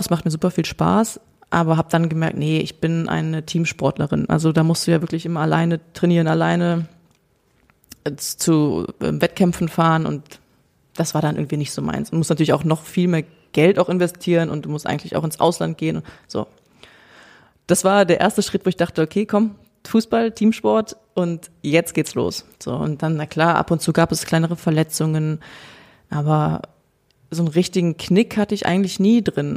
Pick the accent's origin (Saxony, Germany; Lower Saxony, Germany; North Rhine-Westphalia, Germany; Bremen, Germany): North Rhine-Westphalia, Germany; Cologne; moved away as an adult; now in Potsdam, Germany; Ich bin ja auch in Köln aufgewachsen und geboren